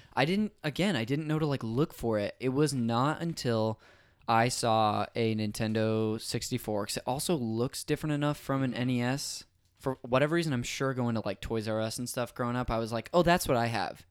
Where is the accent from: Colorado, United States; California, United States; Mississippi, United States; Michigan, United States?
California, United States; Modesto; moved away as an adult; also born or lived in Azusa, California; now in Los Angeles, United States; I'm from there, um, lived up there my whole life until I went to school in Azusa, California